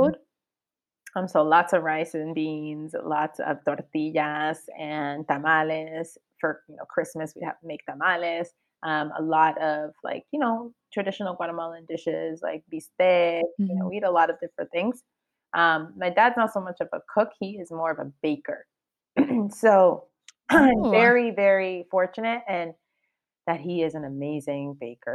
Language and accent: English; Cambridge, Massachusetts, United States; first language Spanish; English is a second language; also born or lived in Boston; I was raised originally in Cambridge, like the Cambridge area